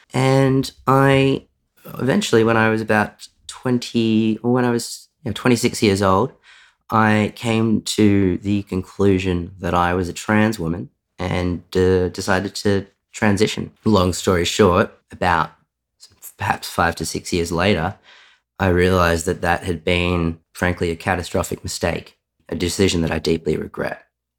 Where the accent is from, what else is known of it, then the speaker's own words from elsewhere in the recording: Sydney, New South Wales, Australia; also born or lived in Wangaratta; So I was born in Wangaratta in northeast Victoria, the state I live in. I, from the outside, had a pretty ordinary childhood, sort of, you know, middle-class family. Did most of my schooling years living in Sydney.